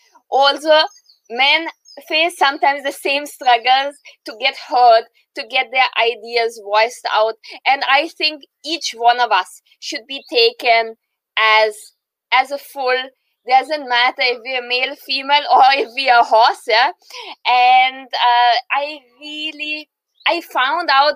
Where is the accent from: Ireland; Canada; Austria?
Austria; moved away as an adult; now in India; I was born in Austria, in the heart of Europe, close to Germany